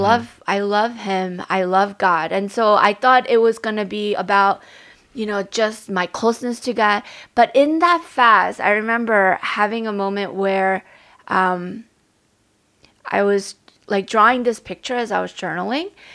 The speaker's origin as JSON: {"language": "English", "town": "New York City", "region": "New York", "country": "United States", "tie": "born or raised there", "said": "I was growing up in Staten Island."}